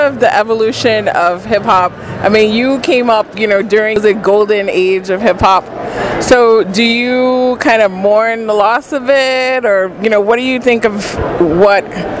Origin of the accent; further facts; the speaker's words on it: New York City, New York, United States; I am from the Bronx.